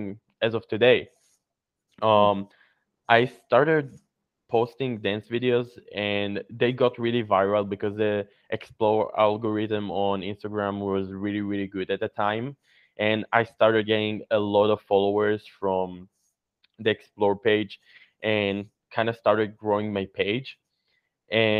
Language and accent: English; Israel; I'm from Israel